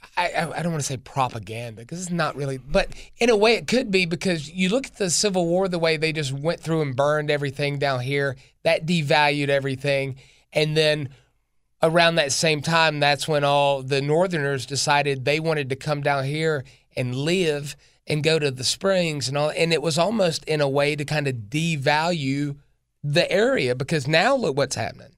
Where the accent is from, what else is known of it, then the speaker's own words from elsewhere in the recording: Greenville, South Carolina, United States; I'm from Greenville, South Carolina, born and raised here.